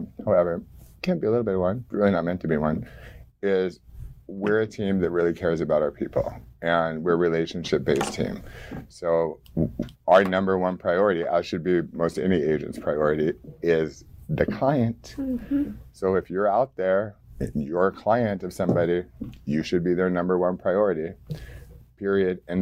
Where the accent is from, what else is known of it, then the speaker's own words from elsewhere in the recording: Orange County, California, United States; now in San Diego, United States; when I grew up in Orange County